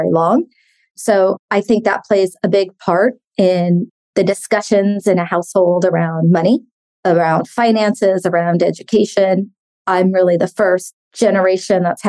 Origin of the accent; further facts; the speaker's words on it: San Francisco, California, United States; I grew up in San Francisco.